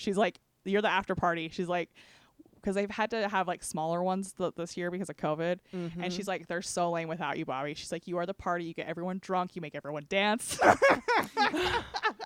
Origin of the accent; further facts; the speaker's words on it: Panguitch, Utah, United States; I was raised in Penguich.